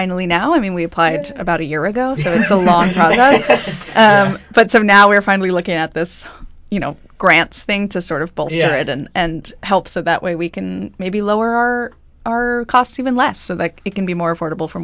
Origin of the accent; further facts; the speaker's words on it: Norwalk, Connecticut, United States; moved away as an adult; now in Providence, United States; I'm from Connecticut originally